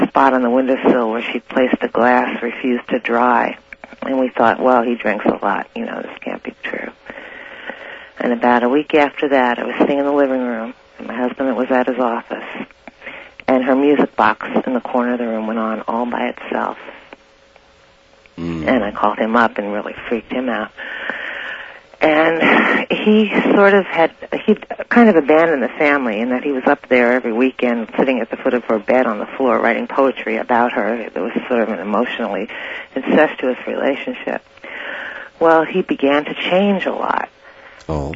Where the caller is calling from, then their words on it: Santa Rosa, California, United States; I'm calling from Santa Rosa